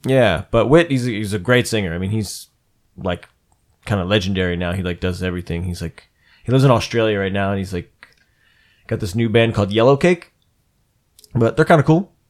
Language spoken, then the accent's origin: English; Mid-Atlantic, United States